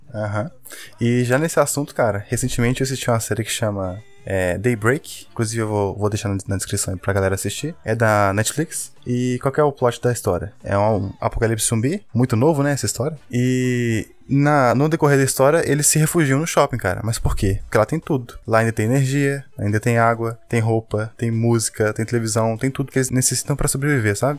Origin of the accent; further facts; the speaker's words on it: Belo Horizonte, Minas Gerais, Brazil; a gente é de BH e aqui tem um único shopping